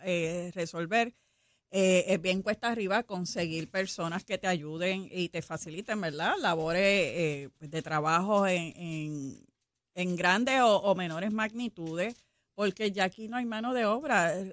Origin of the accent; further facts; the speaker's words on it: Puerto Rico; como buenos puertorriqueños